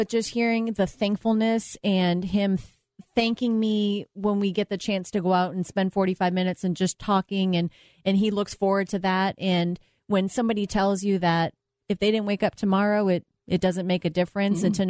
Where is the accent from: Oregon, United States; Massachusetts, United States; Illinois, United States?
Massachusetts, United States; Boston; I'm from Boston, so I know how to get there.